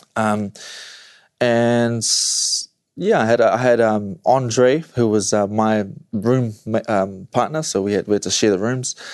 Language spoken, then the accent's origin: English; New Zealand; where I am from New Zealand, New Zealand.